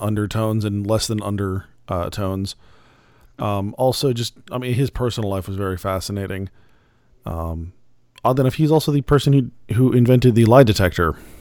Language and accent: English; Phoenix, Arizona, United States; moved away; I'm originally from Phoenix